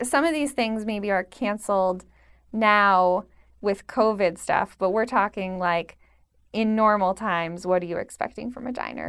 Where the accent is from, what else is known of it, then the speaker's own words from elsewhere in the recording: Pennsylvania, United States; now in New York, United States; growing up in Pennsylvania